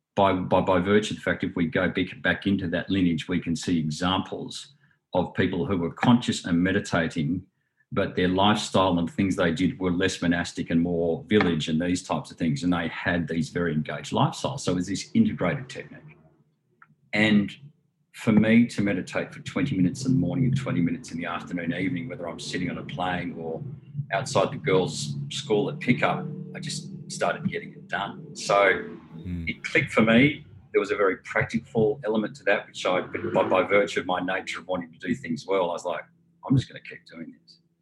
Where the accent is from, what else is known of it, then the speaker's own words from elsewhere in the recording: Southern Highlands, New South Wales, Australia; also born or lived in Sydney / London / Hong Kong; I was born in Sydney, grew up in the Southern Highlands, um, you know, quasi country